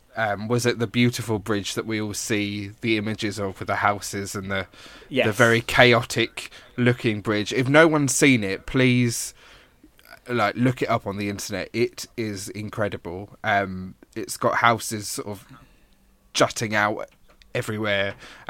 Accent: East of England, United Kingdom; I'm from Hertfordshire, so Essex borders us

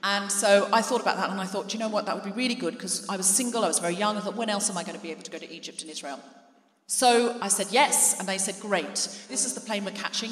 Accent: Gold Coast, Queensland, Australia; moved away as an adult; also born or lived in New Zealand; now in London, United Kingdom; I came to London from Australia, where I was raised

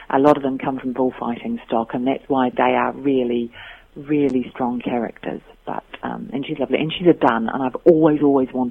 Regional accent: Christchurch, Canterbury, New Zealand; now in United Kingdom; my parents are British, which is why I get to work here. Um, they immigrated in the 50s, and I was born out there with my, one of my brothers was born there

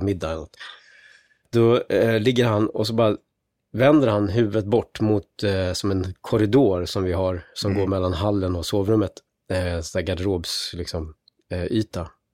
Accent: Gothenburg, Västra Götaland, Sweden; jag är uppvuxen i Haga i Göteborg

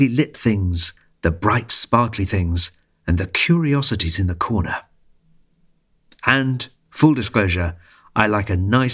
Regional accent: England, United Kingdom; although I'm half Welsh on my mother's side, I didn't grow up in Wales. I grew up in England.

